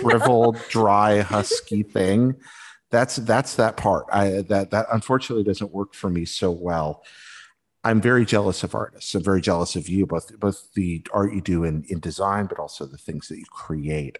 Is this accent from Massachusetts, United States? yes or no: no; Western North Carolina, United States; I grew up in Western North Carolina